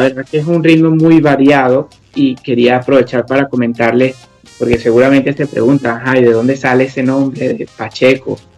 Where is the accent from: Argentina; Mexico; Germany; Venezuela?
Venezuela; accent: Venezuelan; now in United Kingdom; hablamos español, o sea, hablamos igual nuestro acento venezolano